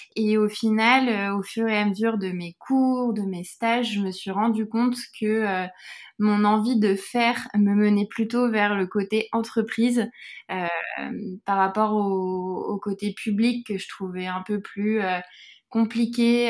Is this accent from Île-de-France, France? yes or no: yes; Buc, Île-de-France, France; j'ai grandi dans les, dans les Yvelines et plus précisément à Buc